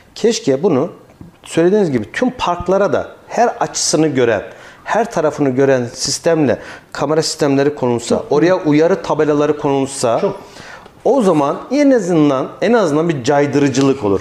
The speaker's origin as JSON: {"language": "Turkish", "region": "Kayseri Province", "country": "Turkey", "tie": "born or raised there", "said": "Şahsım adına bir Kayserili olarak, Kayseri'nin yerlisi olarak"}